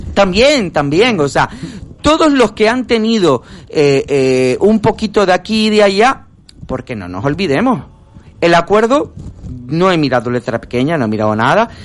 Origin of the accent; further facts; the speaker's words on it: Spain; me diga a mí como español